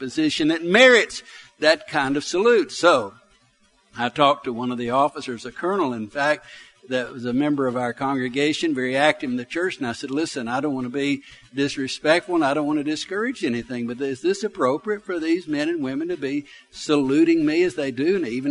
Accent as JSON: {"language": "English", "town": "Arab", "region": "Alabama", "country": "United States", "tie": "born or raised there", "said": "I grew up in Arab, Alabama. I grew up in the country."}